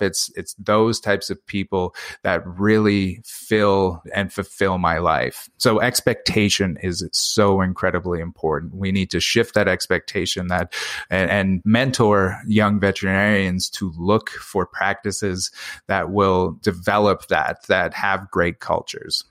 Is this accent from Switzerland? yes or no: no; Canada; that's where I'm from. Three thousand people in kind of this, this very rural northern community.